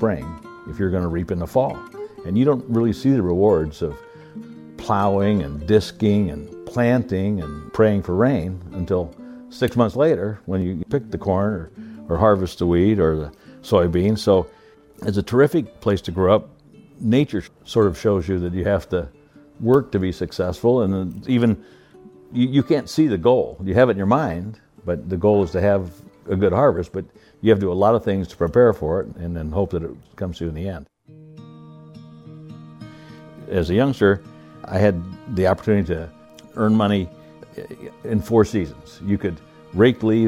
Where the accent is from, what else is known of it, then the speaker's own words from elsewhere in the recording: Iowa, United States; I was born in Iowa on a farm, the oldest of five kids. My dad worked